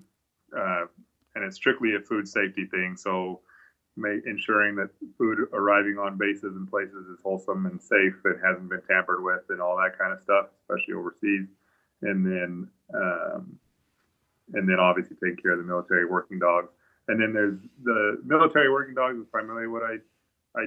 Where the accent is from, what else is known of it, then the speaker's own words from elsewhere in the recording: Aberdeen, Idaho, United States; moved away as an adult; also born or lived in Blackfoot, Idaho; now in Fair Grove, United States; I was born in Blackfoot, but I grew up in Aberdeen, actually was on the other side of Snake River